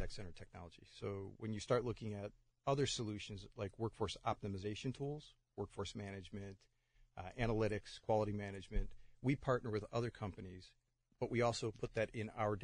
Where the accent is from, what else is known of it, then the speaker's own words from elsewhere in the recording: Buffalo, New York, United States; moved away as an adult; now in Pittsburgh, United States; I'm originally from Buffalo, New York.